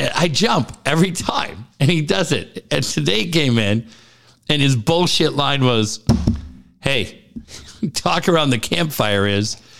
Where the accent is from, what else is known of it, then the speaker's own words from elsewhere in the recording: Minneapolis, Minnesota, United States; I grew up in Minneapolis